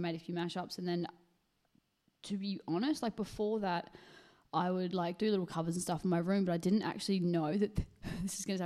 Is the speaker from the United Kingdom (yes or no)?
no; Perth, Western Australia, Australia; I was born in Perth, WA. Went to private school my whole life